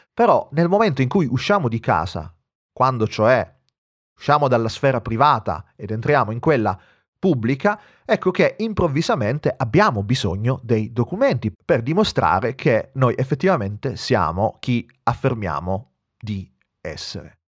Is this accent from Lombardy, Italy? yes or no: no; Sicily, Italy; moved away